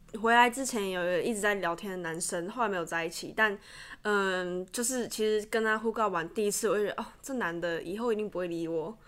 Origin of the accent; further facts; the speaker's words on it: Taiwan; 毕竟我是台湾人